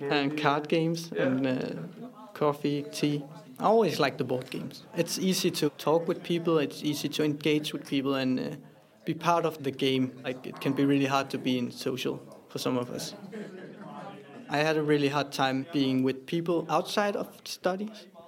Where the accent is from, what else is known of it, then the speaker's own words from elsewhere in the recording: Copenhagen, Capital Region of Denmark, Denmark; I am 24 years old and I'm from Copenhagen